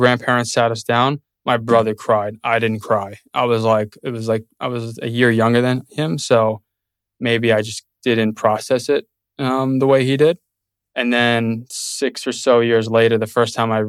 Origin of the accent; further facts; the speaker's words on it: New York City, New York, United States; now in Austin, United States; Born and raised in Brooklyn